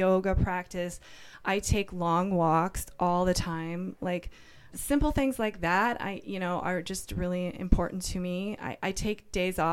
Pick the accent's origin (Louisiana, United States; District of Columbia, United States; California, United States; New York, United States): District of Columbia, United States; Washington; moved away as an adult; now in San Francisco, United States; I'm from Washington, D.C.